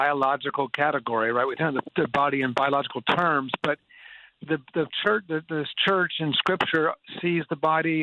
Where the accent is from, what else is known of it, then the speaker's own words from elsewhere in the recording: Atlanta, Georgia, United States; moved away as an adult; also born or lived in Boston area / North India; I grew up in Atlanta, Georgia